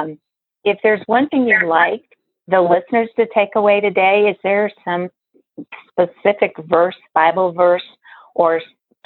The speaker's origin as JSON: {"language": "English", "region": "Colorado", "country": "United States", "tie": "born or raised there", "moved": "yes", "lives_now": "Overland Park, United States", "said": "my home state of Colorado"}